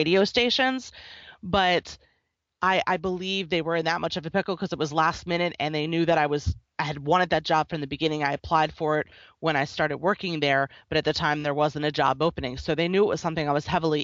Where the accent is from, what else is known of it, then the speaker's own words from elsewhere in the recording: Philadelphia, Pennsylvania, United States; moved away; also born or lived in Northeast United States / Tennessee; I grew up in the Philadelphia area and then lived mostly in the Northeast